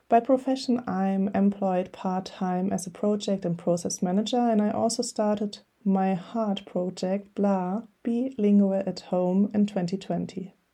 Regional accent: Germany; accent: German; English is a second language; now in Hamburg, Germany; I speak English with a German accent

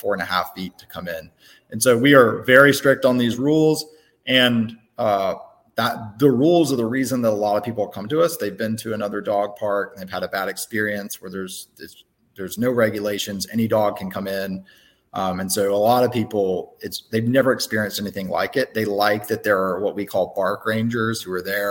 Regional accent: Tuscaloosa, Alabama, United States; now in Birmingham, United States; I grew up in Tuscaloosa

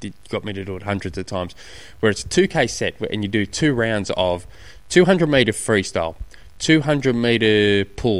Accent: Australia; being an Aussie

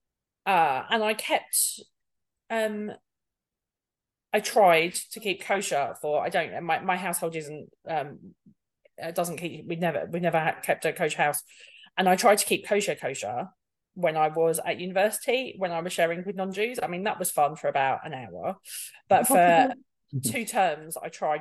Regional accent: Bristol, South West England, United Kingdom; accent: East End; also born or lived in Edinburgh / East End of London; because of my mum's job, when I was seven, we moved to Bristol

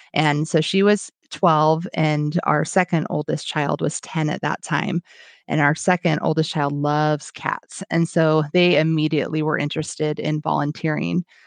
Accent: Washington, United States; I am from Washington State. and I live about twenty-five miles south of Seattle

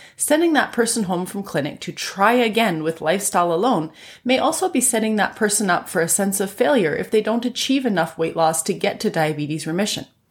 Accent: Canada; I'm a Canadian physician

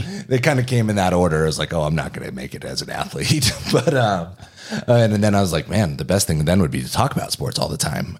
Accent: Kingman, Arizona, United States; moved away as an adult; also born or lived in Durham, North Carolina; now in Denver, United States; In a different part of Arizona, in a more rural part, Kingman, Arizona.

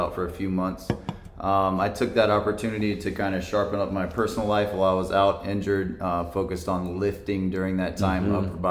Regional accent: Jacksonville, Florida, United States; I'm from Jacksonville, so Amazon opening a facility here was a good opportunity for me.

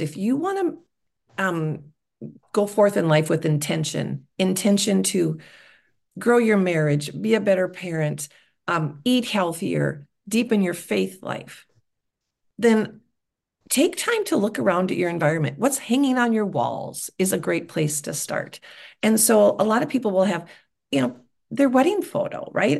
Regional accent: Wisconsin, United States; I'm from Wisconsin

